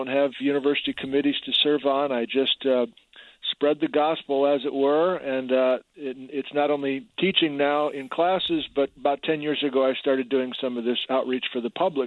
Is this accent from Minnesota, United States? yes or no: no; Wisconsin, United States; moved away as an adult; now in Washington, United States; I grew up in Wisconsin and grew up on a farm